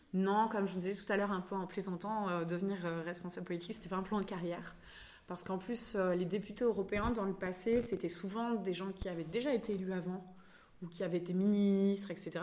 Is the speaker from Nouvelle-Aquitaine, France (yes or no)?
yes; Limoges, Nouvelle-Aquitaine, France; also born or lived in Saint-Aubin / Rennes; now in Brittany, France; Je suis originaire de Limoges